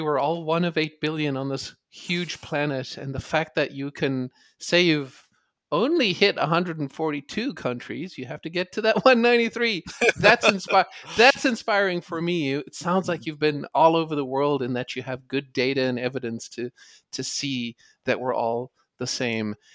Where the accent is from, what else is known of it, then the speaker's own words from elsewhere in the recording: South Africa; growing up in South Africa